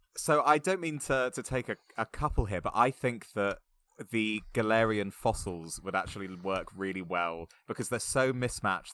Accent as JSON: {"language": "English", "town": "Bournemouth", "region": "South West England", "country": "United Kingdom", "also_born_or_lived": "United States", "said": "I am from Bournemouth"}